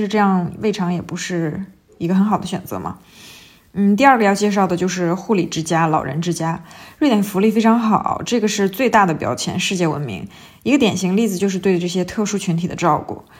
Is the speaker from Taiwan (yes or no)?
no; China; 我们中国人